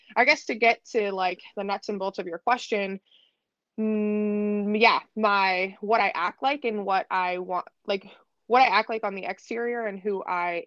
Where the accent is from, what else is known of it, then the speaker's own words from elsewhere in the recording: Erie, Pennsylvania, United States; I'm born and raised in Erie, Pennsylvania